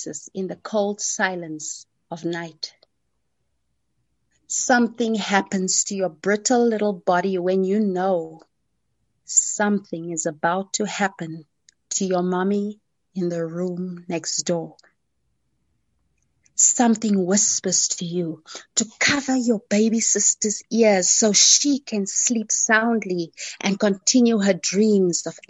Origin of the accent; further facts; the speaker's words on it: South Africa; first language Afrikaans; English is a second language; born in 1976 in South Africa, a little town in South Africa, not far away from Johannesburg.